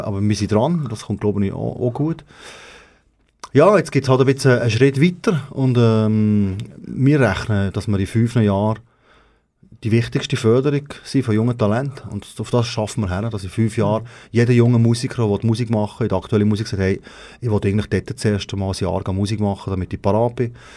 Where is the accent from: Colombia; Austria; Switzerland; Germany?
Switzerland; dort, wo ich herkomme, ist der grösste Graben.